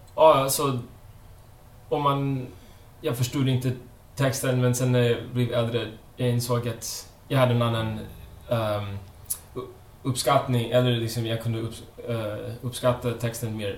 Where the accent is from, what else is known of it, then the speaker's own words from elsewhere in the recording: Connecticut, United States; now in Sweden; jag är uppvuxen eh, i USA. Jag kommer från Connecticut